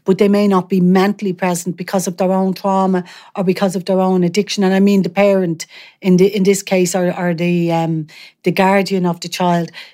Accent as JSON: {"language": "English", "town": "Dublin", "region": "Leinster", "country": "Ireland", "tie": "born or raised there", "said": "I grew up in Artane"}